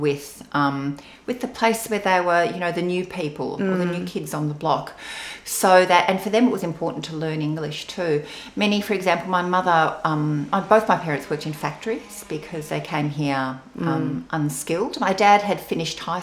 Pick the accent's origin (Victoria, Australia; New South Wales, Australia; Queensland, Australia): Victoria, Australia; Melbourne; first language Venetian Istrian dialect; English is a second language; also born or lived in Northern Italy (family origin); I grew up in Box Hill when I was really little, and just when I started primary school.